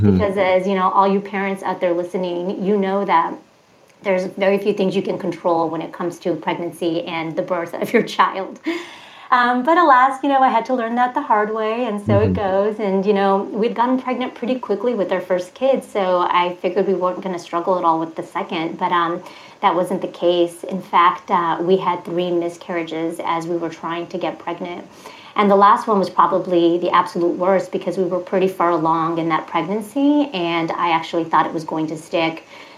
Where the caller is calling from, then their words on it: outside San Francisco, California Bay Area, United States; I'm calling from the California Bay Area in Northern California, specifically right outside of San Francisco.